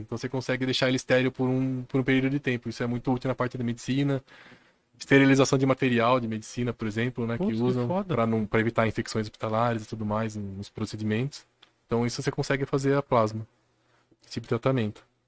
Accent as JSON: {"language": "Portuguese", "town": "Jundiaí", "region": "São Paulo", "country": "Brazil", "said": "Eu sou daqui de Jundiaí mesmo"}